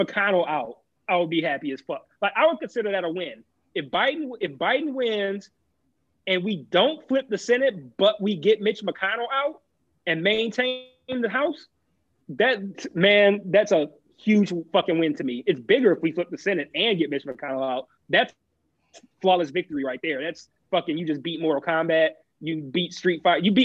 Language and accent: English; Michigan, United States